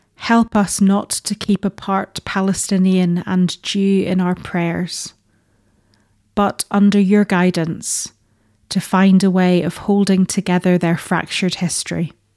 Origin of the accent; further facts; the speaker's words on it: Northern Ireland, United Kingdom; moved away; growing up in Northern Ireland